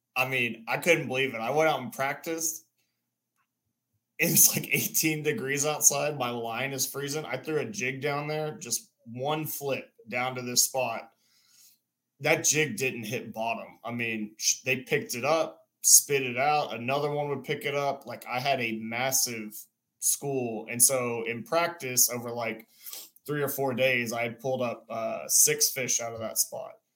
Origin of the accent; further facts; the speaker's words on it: near Houston, Texas, United States; also born or lived in Dallas; now in Austin, United States; I grew up near Houston